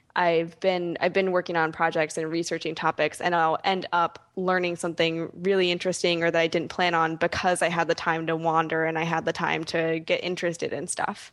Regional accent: Philadelphia, Pennsylvania, United States; I'm from Philadelphia

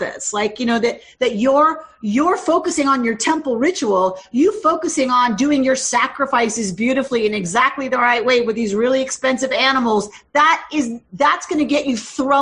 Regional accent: Georgia, United States; moved away as an adult; also born or lived in Minnesota; I was from Georgia when I was living in Minnesota

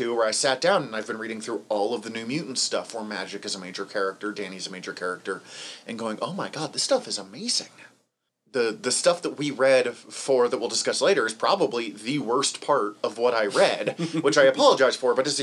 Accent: Western Montana, United States; accent: Western Montanan; My Western Montanan accent is very strong

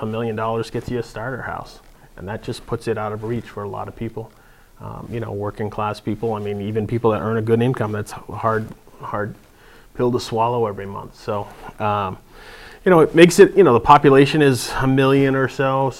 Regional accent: Nashua, New Hampshire, United States; also born or lived in Henniker, New Hampshire; I'm from Nashua. Born and raised.

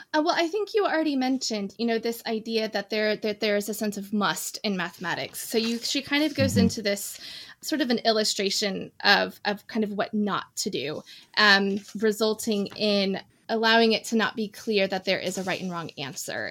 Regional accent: Indiana, United States; moved away as an adult; also born or lived in northwest of England; now in United Kingdom; I am an American expat. I grew up in in Indiana. And now I live in the northwest of England

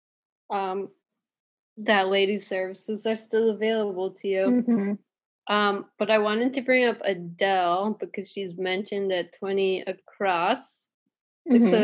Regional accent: Tippecanoe County, Indiana, United States; the name of the county where I grew up in Indiana is called Tippecanoe County

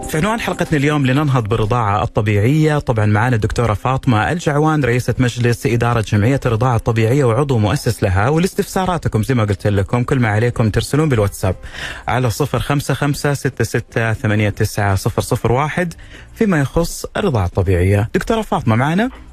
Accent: Saudi Arabia; عندنا في الخليج العربي وفي السعودية

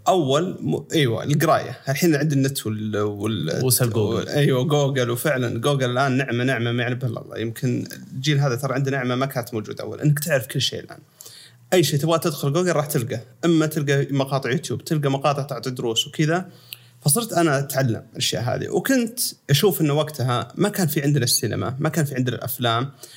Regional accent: Sakaka, Al Jawf Province, Saudi Arabia; moved away as an adult; also born or lived in Los Angeles, United States / United Arab Emirates / Riyadh; انا من مواليد اشكاك الجوف و بالفتره هذه قبل لحد ما وصلت الجامعه وانا في سكاكه

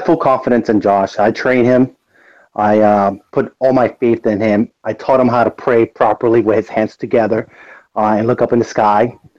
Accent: Puerto Rico; I'm from Puerto Rico. One. And two, I'm Puerto Rican

